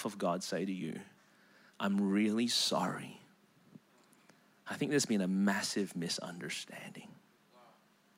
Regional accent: Melbourne, Victoria, Australia; moved away as an adult; now in South Carolina, United States; Born and raised in Melbourne, Australia.

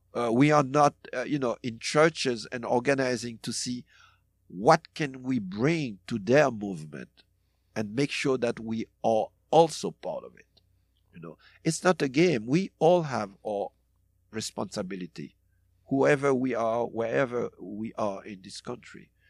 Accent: DR Congo; moved away; also born or lived in Haiti; I grew up in Congo as well

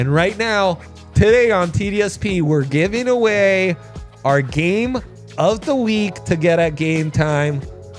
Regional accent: Italy; It's what I loved as a kid. I grew up in Italy, so I'm allowed to say that.

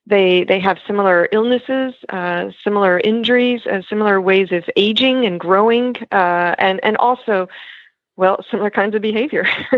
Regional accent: Texas, United States; now in France; I'm originally from Texas.

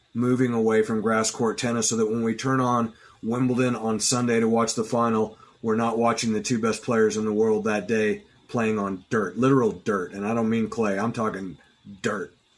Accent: United States; as American sports fans

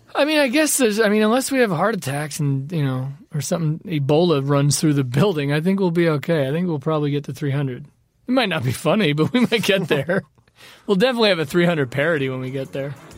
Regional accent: Los Angeles, California, United States; growing up in the valley, in the deep valley, skateboarding everywhere

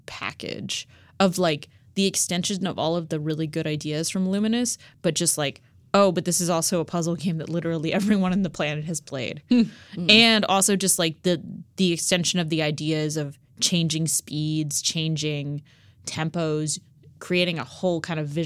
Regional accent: Texas, United States; I grew up in Texas

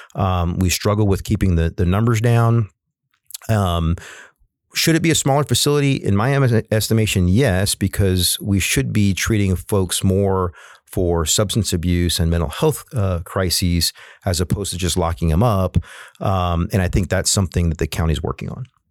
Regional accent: San Antonio, Texas, United States; I live on the West Side and I come from the West Side

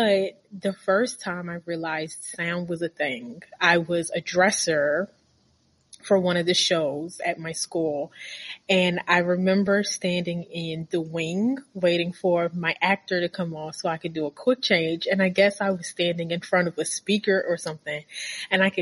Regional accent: Baltimore, Maryland, United States; I'm from Baltimore, and I went to a really bad high school.

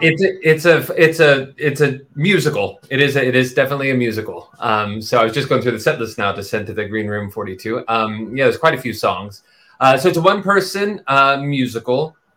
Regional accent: Texas, United States; also born or lived in New York; now in London, United Kingdom; I grew up in Texas and then New York, and that's that's me, that's my voice.

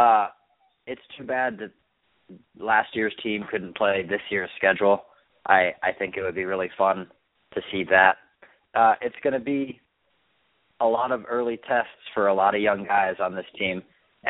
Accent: Philadelphia, Pennsylvania, United States; my hometown Temple Owls

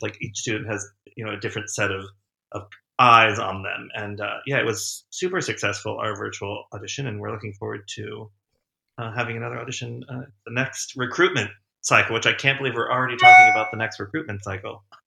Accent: Winchester, Virginia, United States; moved away as an adult; I grew up in Winchester, Virginia

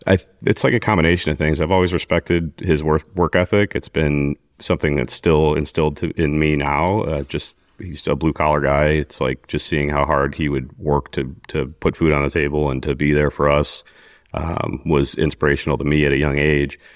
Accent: Mokena, Illinois, United States; also born or lived in Glenwood, Illinois; I grew up in Glenwood, Illinois, which is a South Chicago suburb

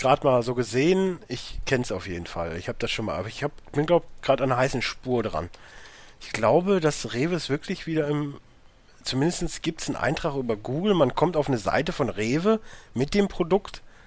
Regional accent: Münsterland, North Rhine-Westphalia, Germany; now in Ruhr area, Germany; ich komme ja nun mal jetzt nicht aus dem Ruhrgebiet, ich wohne ja jetzt halt hier. So, ich komme ja aus dem Münsterland

